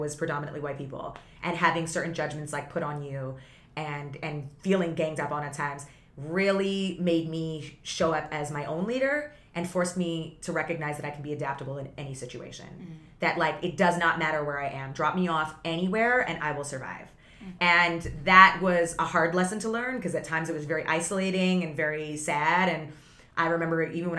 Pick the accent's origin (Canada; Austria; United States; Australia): Canada; Toronto, Ontario; moved away; also born or lived in Vaughan, Ontario; as soon as we moved from the city to Vaughn, it was a complete culture shock because I grew up in the city with so much diversity